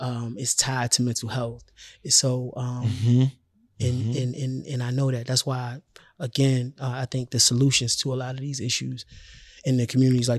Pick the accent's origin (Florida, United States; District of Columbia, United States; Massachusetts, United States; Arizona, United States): District of Columbia, United States; Washington; I'm from Washington, D.C.